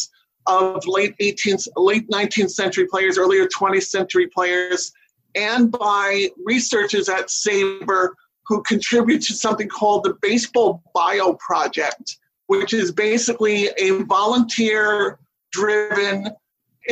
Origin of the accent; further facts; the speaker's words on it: New York City, New York, United States; I grew up in Jackson Heights, Queens, which is 10 minutes away from Shea